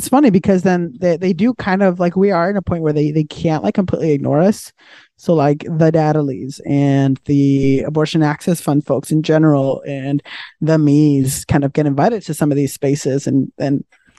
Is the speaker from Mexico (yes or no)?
yes; Mexico; now in United States; what I grew up with in Mexico